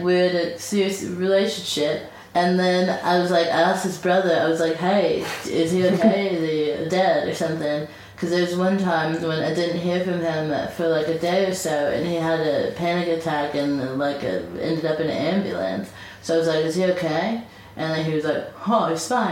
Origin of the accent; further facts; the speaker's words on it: United States; now in London, United Kingdom; I'm from America